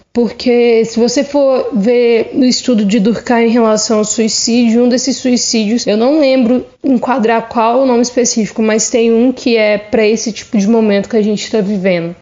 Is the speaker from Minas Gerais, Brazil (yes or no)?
yes; Três Marias, Minas Gerais, Brazil; moved away as an adult; now in Salvador, Brazil; sou mineira, natural de Três Marias, mas atualmente estou morando em Salvador, na Bahia.